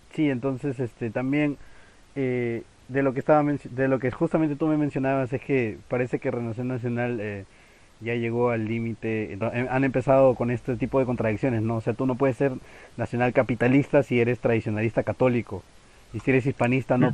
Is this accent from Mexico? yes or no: no; Peru; como peruano, porque si no, mis compatriotas me van a crucificar